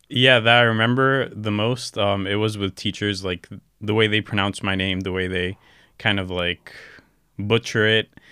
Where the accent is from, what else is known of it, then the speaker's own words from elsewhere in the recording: Orlando, Florida, United States; moved away as an adult; also born or lived in Gaza, Palestine / California; now in Istanbul, Turkey; I was raised in Orlando, Florida. I spent around, um, probably, like, majority of my life there, uh, up until, like, nineteen years old